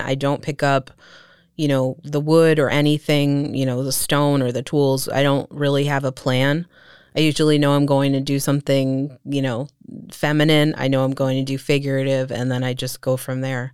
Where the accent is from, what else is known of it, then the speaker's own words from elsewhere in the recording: Allentown, Pennsylvania, United States; was born and raised in Allentown.